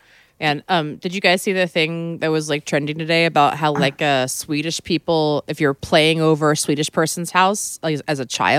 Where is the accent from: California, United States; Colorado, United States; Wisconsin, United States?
California, United States; he knew I was from California.